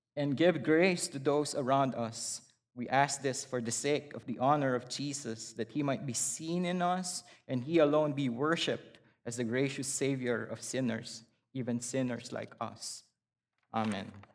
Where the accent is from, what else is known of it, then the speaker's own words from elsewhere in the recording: Philippines; moved away as an adult; I was born and raised in the Philippines.